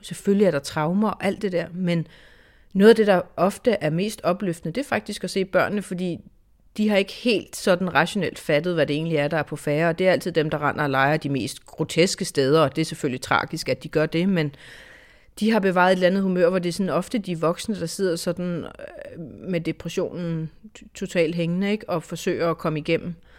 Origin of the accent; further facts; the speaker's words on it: Denmark; jeg er journalist, jeg er fra Danmark, vi er fra Dansk Fjernsyn